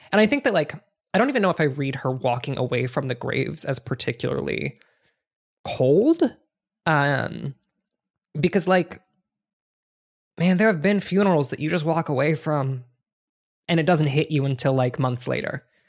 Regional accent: Ohio, United States; I grew up in Ohio

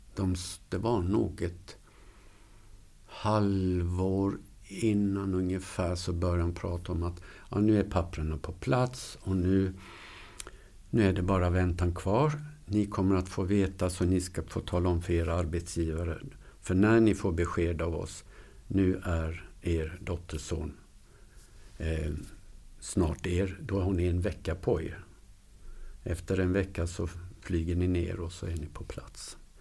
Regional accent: Huskvarna, Jönköping County, Sweden; also born or lived in Luleå; now in Borås, Sweden; född och uppvuxen i Huskvarna

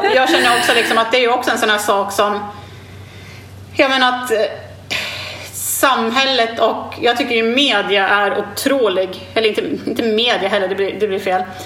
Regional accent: Sweden; moved away as an adult; now in Australia; hemma i Sverige för jag har inte bott i Sverige på 14 år

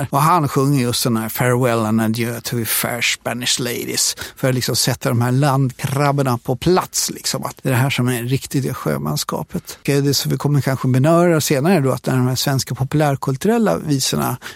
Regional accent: Sweden; Som så många andra infödda i, i Sverige så är jag uppvuxen med de här visorna.

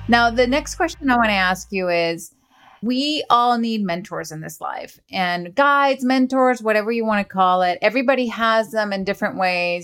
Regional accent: Venezuela

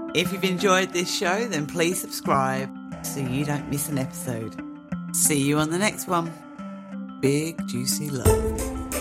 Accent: Mersea Island, East of England, United Kingdom; all of my work is based on Mersey Island, my hometown

